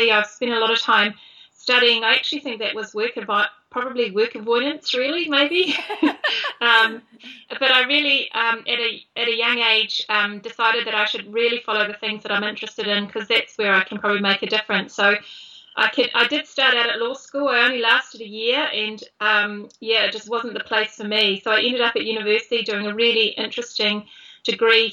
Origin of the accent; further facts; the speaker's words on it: Christchurch, Canterbury, New Zealand; now in Wellington, New Zealand; I grew up in Christchurch in a normal street, in a normal childhood